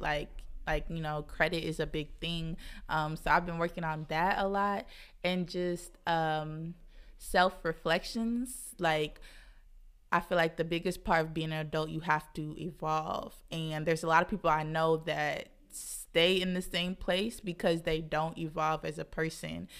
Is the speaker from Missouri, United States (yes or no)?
yes; Kansas City, Missouri, United States; moved away as an adult; also born or lived in St. Louis, Missouri; now in Brooklyn, United States; I'm from Kansas City, moved here to Brooklyn in August